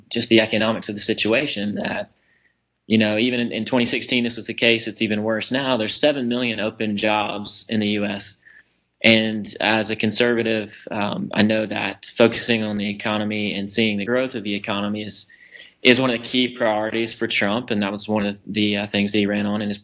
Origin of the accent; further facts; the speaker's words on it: Waycross, Georgia, United States; moved away as an adult; now in Clarkston, United States; I grew up in Waycross, Georgia.